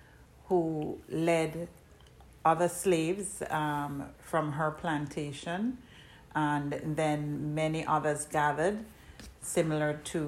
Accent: Jamaica; moved away; I'm originally from Jamaica, and so, you know, I identify as Afro-Caribbean.

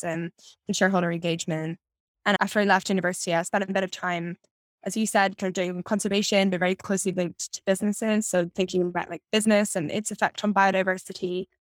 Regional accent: Edinburgh, Scotland, United Kingdom; I grew up in Edinburgh in Scotland.

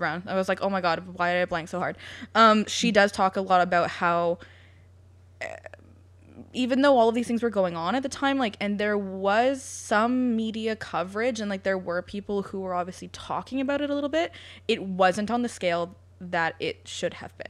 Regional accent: London, Ontario, Canada; also born or lived in United Kingdom; my hometown

